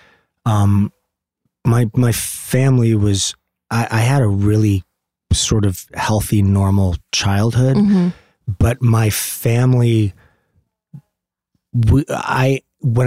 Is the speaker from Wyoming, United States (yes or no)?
no; Los Angeles, California, United States; also born or lived in Van Nuys, California; the same house that I grew up in Valley Village.